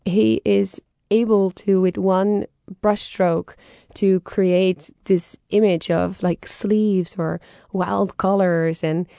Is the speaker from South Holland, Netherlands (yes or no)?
no; Haarlem, North Holland, Netherlands; I love Frans Hals, and I am biased because I am from Haarlem, and Frans Hals is from Haarlem.